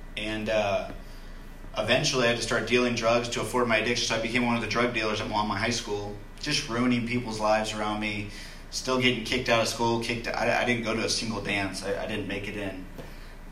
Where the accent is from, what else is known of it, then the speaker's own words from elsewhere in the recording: Loomis, California, United States; I grew up in Loomis. It's kind of in the foothills of Sacramento